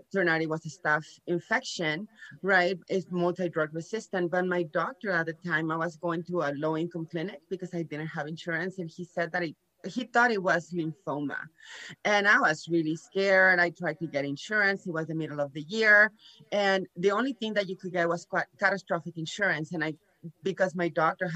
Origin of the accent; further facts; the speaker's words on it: Nuevo Laredo, Tamaulipas, Mexico; moved away; also born or lived in San Antonio, Texas; I was born here in Laredo, Texas, but I grew up in Nuevo Laredo, Mexico with Mexican parents.